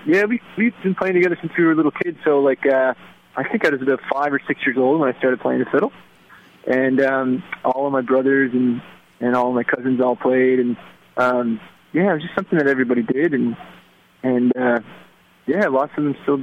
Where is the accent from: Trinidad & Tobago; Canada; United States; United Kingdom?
Canada; Prince Edward Island; we're from Prince Edward Island, which is the east coast of Canada